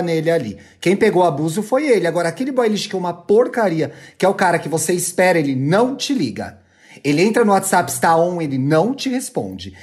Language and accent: Portuguese; São Paulo, Brazil; eu que sou de São Paulo